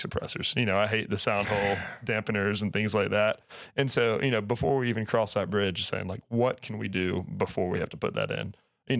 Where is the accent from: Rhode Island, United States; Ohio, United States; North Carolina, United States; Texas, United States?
North Carolina, United States; I grew up in North Carolina